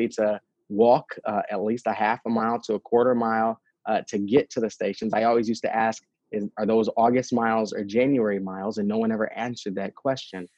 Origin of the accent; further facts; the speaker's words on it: St. Paul, Minnesota, United States; I grew up in St. Paul. As you mentioned, I'm a fourth generation St. Paul resident